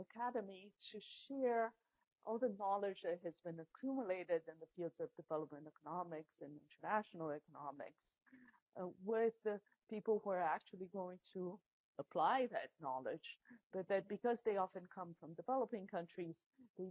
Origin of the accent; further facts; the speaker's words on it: Brazil; moved away as an adult; now in United States; I grew up in Brazil